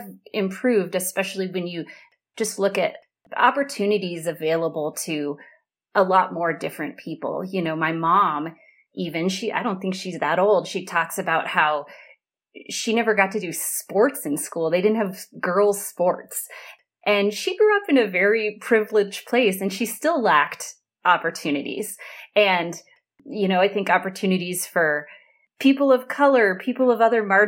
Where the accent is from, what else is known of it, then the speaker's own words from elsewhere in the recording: Central Wyoming, United States; also born or lived in New Hampshire; I grew up here in Central Wyoming, which is where I still am today